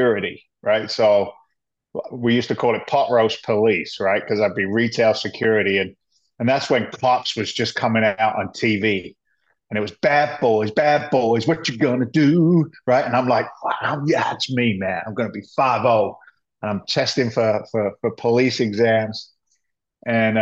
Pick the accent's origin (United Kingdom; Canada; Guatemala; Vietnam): United Kingdom; England; moved away as an adult; also born or lived in London; now in United States; I was an immigrant to the States. I came from England back in 86.